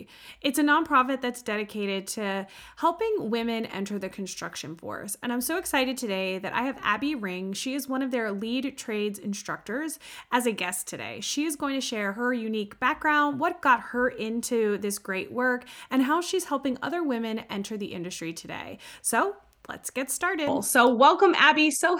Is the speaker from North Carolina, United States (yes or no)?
yes; Charlotte, North Carolina, United States; here in my hometown of Charlotte